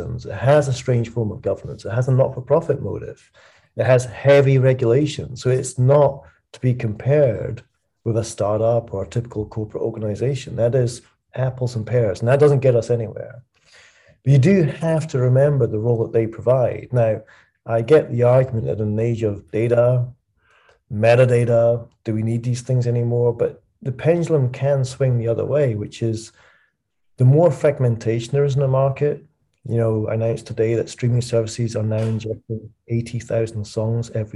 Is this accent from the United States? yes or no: no; Dunbar, Scotland, United Kingdom; moved away as an adult; also born or lived in Edinburgh / London; I moved from Edinburgh, my hometown, a small town called Dunbar, south of Edinburgh